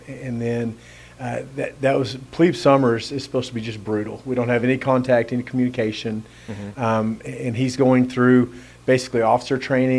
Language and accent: English; Odessa, Texas, United States; now in Midland, United States; I grew up in Odessa. And then my wife and I moved to Midland about 5 years ago with our kiddos.